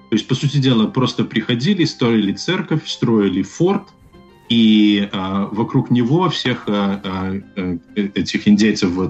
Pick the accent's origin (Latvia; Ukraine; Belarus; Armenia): Belarus; Мы как белорусы